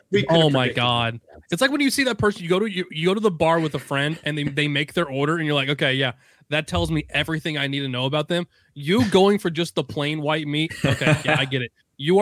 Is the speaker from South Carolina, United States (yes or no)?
no; Indiana, United States; I'm from Indiana.